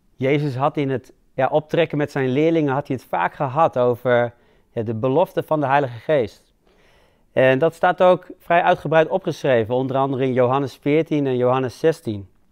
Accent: Netherlands; wij als Hollanders

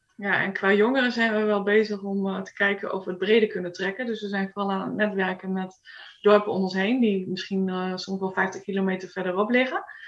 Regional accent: Groningen, Netherlands; moved away as an adult; now in Sweden; ik ben geboren in Groningen. Daar heb ik ook op school gezeten.

